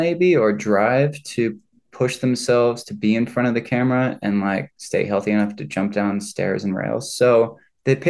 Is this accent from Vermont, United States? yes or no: yes; Vermont, United States; moved away as an adult; now in Los Angeles, United States; coming from Vermont